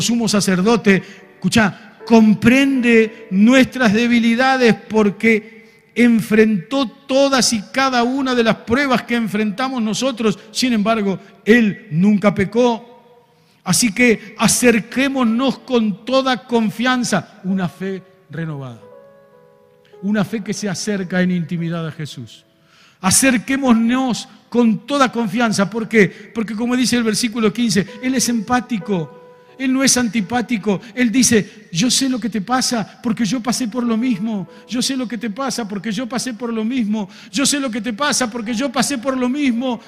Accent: Argentina

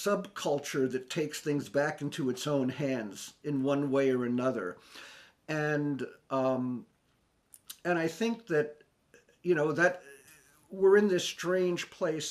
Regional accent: New York City, New York, United States; I grew up in New York City

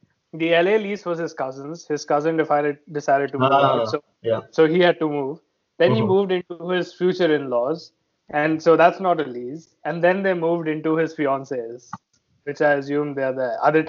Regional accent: Delhi, India; now in New York, United States; I'm from Delhi. I wouldn't live in Mumbai anyway.

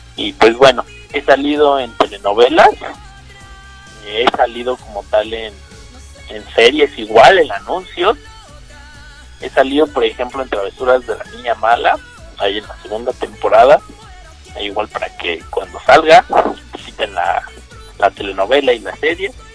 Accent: Mexico; soy justamente mexicano, así igual aquí en México

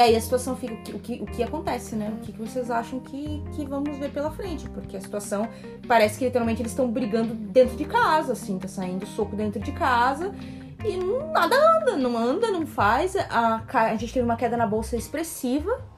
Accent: Rio de Janeiro, Brazil; Eu vim de Honório Gurgel

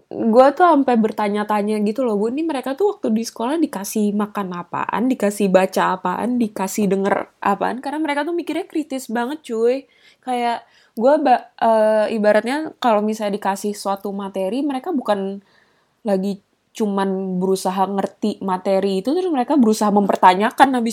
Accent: Indonesia; yang gue kenal dengan baik medannya apa negara asal gue Indonesia gitu

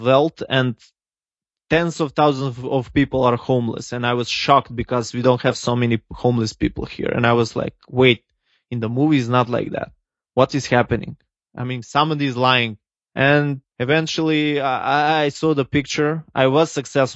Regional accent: North Macedonia; also born or lived in California; I'm from Eastern Europe, everybody here believes that you cannot succeed if you're in Macedonia

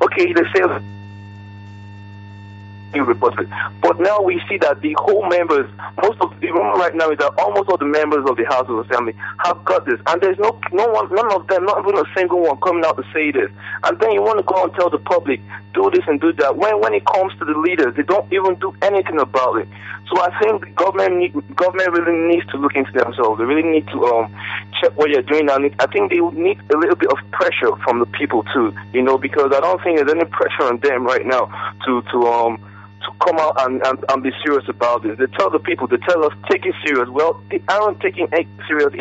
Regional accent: Owerri, Imo, Nigeria; now in Abuja, Nigeria; I'm calling from Abuja. Just being from Owerri.

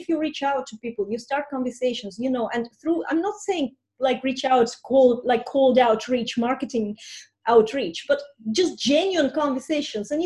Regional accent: Estonia; first language Russian; English is a second language; moved away as an adult; now in Ireland; I'm going back to Estonia, where I'm from, and that I immigrated from 20

